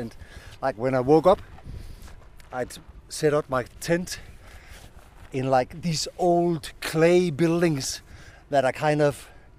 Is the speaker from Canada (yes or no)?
no; Denmark; I'm from Denmark.